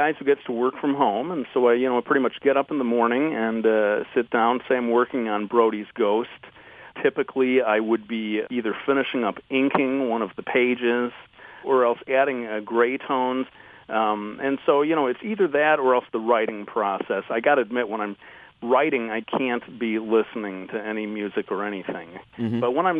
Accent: Detroit, Michigan, United States; Well, I fly the Motown flag as well. And you're right, I should be more proud of my native local sound.

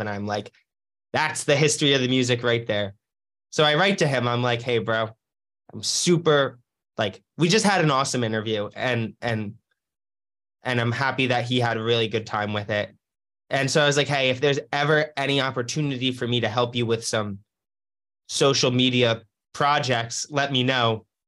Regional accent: New Jersey, United States; moved away as an adult; also born or lived in Los Angeles; I was from New Jersey.

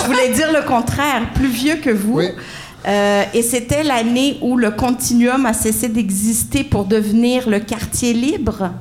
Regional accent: Montreal, Quebec, Canada; j'ai été élevée sur, le coin de la rue Barclay

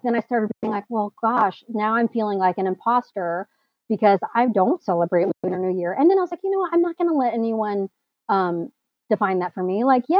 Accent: Midwest, United States; growing up in the Midwest as Asian is also like kind of intimidating.

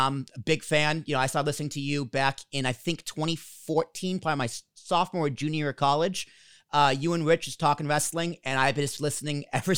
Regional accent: Boston, Massachusetts, United States; now in Hoboken, United States; I grew up in Boston. I live in Hoboken now. I've been here for 5 years.

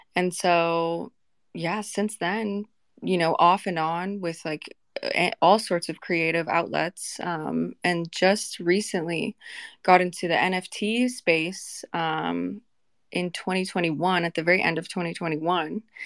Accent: Vancouver, Washington, United States; I grew up in Vancouver, Washington, and I have a lot of homies still there.

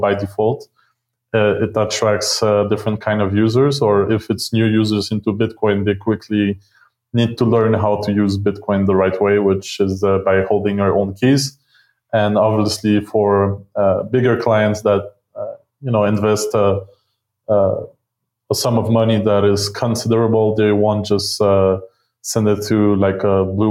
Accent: Montreal, Quebec, Canada; moved away as an adult; now in Mexico; I'm originally from Montreal

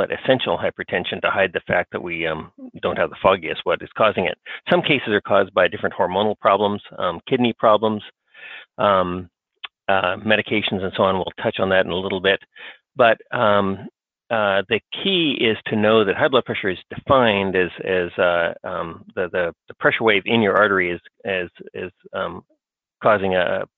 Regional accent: Australia; moved away as an adult; now in United States; I was raised in Australia.

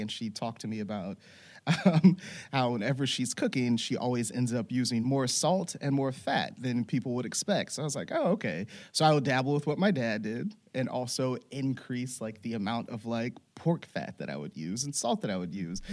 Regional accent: Louisiana, United States; moved away; I grew up in Louisiana

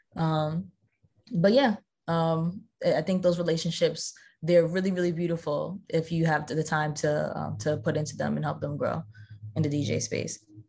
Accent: New Jersey, United States; growing up in South Jersey

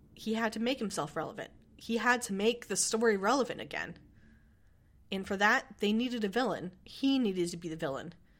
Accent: United States; I'm from America

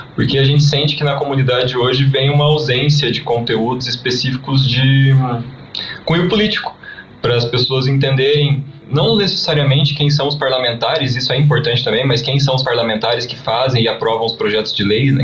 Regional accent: interior of Paraná, Brazil; now in Curitiba, Brazil; a gente é do interior do Paraná, hoje estamos morando em Curitiba

